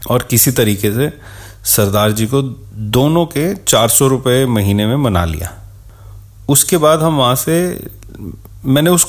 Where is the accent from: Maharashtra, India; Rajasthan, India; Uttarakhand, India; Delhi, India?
Delhi, India; दिल्ली के पहाड़गंज की तंग गलियों में ऑलमोस्ट एक साथ ही हम पले बड़े थे